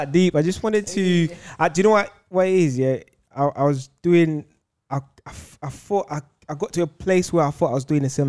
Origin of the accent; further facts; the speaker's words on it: Zambia; I'm African. I'm from Zambia.